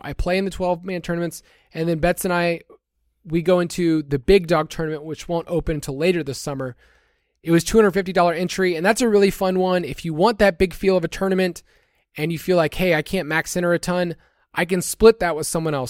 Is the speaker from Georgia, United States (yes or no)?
yes; Atlanta, Georgia, United States; moved away as an adult; growing up in the South, I lived there almost thirty-five years